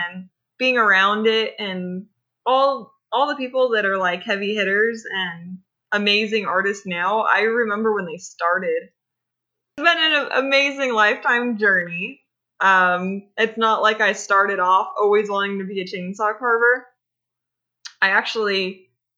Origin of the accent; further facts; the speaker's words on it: California, United States; I grew up in California